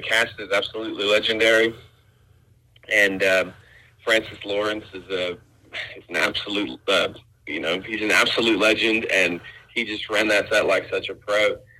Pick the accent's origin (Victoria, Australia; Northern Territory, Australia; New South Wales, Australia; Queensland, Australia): New South Wales, Australia; Byron Bay; It's cool, man. Byron Bay's cool.